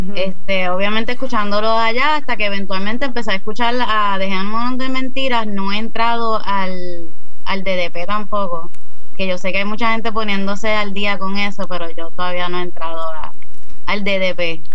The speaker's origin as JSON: {"language": "Spanish", "town": "Caguas", "country": "Puerto Rico", "also_born_or_lived": "Cidra, Puerto Rico", "lives_now": "San Juan, Puerto Rico", "said": "sí vivo en San Juan, pero no soy de San Juan originalmente. Yo soy de, de Cagua y de Sidra, que es más para las montañas."}